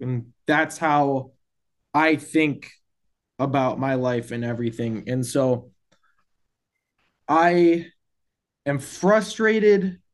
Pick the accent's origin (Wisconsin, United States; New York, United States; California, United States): Wisconsin, United States; as being like a Midwest rope toe kid and growing up in Wisconsin